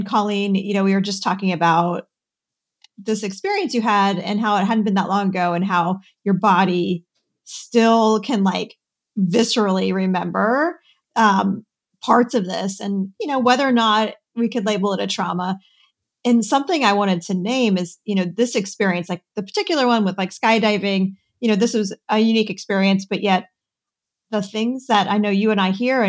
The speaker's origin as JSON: {"language": "English", "town": "Cincinnati", "region": "Ohio", "country": "United States", "tie": "born or raised there", "said": "I grew up near Cincinnati, Ohio, where there was Kings Island"}